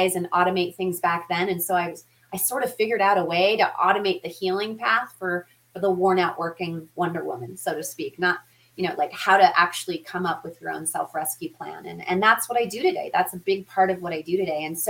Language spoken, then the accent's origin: English; Denver, Colorado, United States; the Denver metro area, which is where I grew up here in Colorado